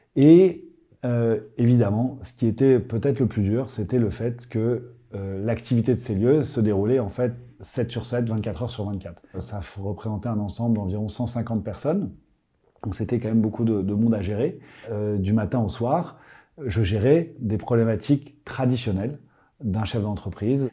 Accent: Paris, Île-de-France, France; J'ai grandi à Paris

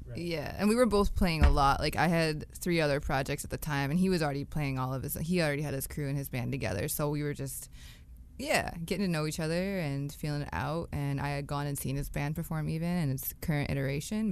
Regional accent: Northern Michigan, United States; now in Toronto, Canada; I'm originally from Northern Michigan

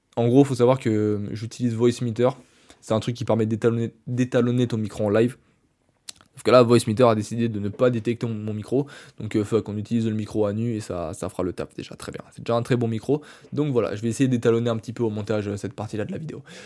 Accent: France; je suis français

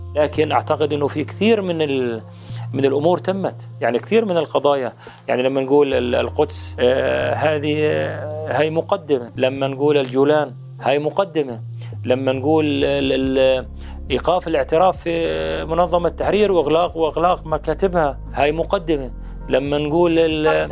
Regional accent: Jordan; أنا نائب أردني من أصول فلسطينية

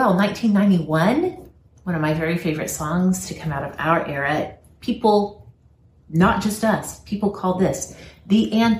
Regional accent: Oklahoma, United States; born or raised there; moved away; also born or lived in Pennsylvania

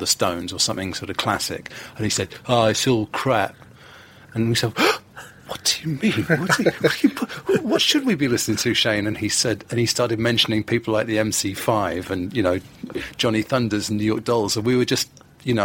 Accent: London, United Kingdom; I was born in London, in Hammersmith

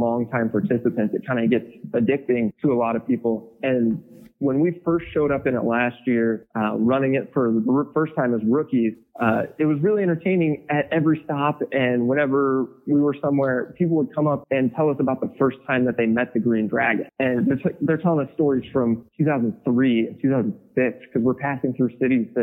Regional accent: Milford, Kansas, United States; my hometown in Milford

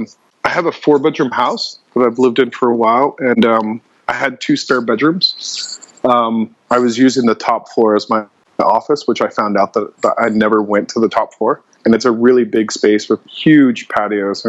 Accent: Seattle and San Francisco, West Coast, United States; moved away as an adult; now in Bangkok, Thailand; So I'm originally from the West Coast, mainly Seattle and San Francisco. I moved over to Asia

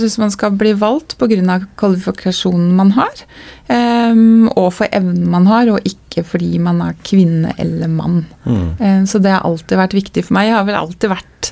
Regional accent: Telemark, Norway; vi som kom fra Telemark. Mm. For vi nevnte ikke Skien, Porsgrunn, Ulfoss, vi kom fra Telemark.

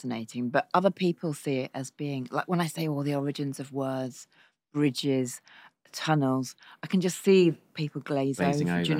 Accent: Cornwall, South West England, United Kingdom; I grew up in Cornwall

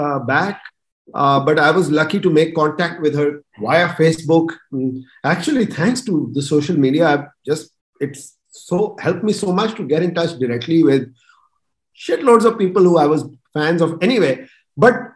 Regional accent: Pakistan; I was coming from Pakistan

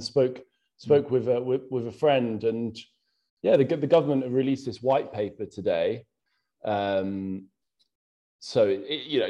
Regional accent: Bletchley, South East England, United Kingdom; also born or lived in Bethnal Green, London; now in London, United Kingdom; living in Bethnal Green, growing up in Bletchley

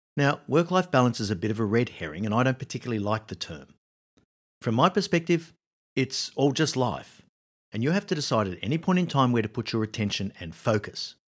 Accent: Australia; moved away; I was living in Australia, my home country.

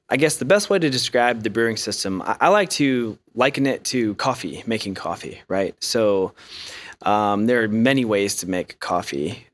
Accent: Ohio, United States; moved away as an adult; now in Asheville, United States; I grew up in Ohio

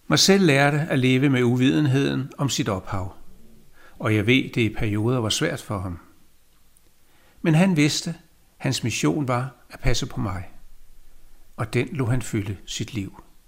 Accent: Copenhagen, Capital Region of Denmark, Denmark; jeg er født i København. Landet hedder Danmark

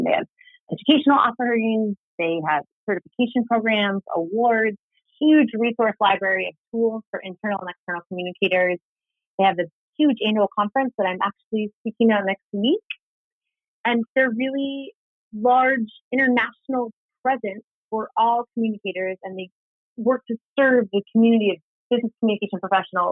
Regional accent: Silicon Valley, California, United States; I grew up in Silicon Valley and swore I would never work in tech

